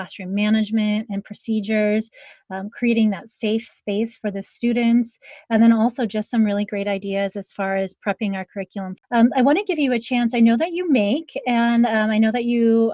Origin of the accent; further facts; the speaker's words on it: Ohio, United States; now in California, United States; my childhood growing up in Ohio. I grew up with basements. And when I moved to California